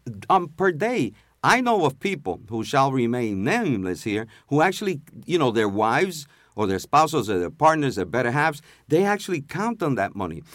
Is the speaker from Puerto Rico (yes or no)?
yes; Puerto Rico; now in New York City, United States; we come here, even if we come from Puerto Rico and it's first generation that's to reside here, we come as U S citizens.